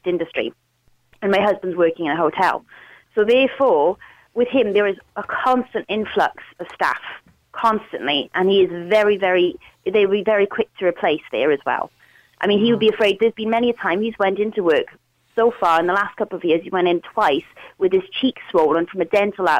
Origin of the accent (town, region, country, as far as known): Wales, United Kingdom; accent: Welsh; now in Ireland